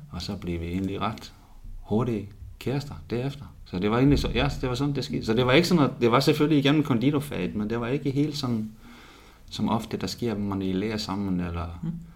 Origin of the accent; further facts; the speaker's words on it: Reykjavik, Capital Region, Iceland; now in Odense, Denmark; i Reykjavik, ja, hvor jeg kommer fra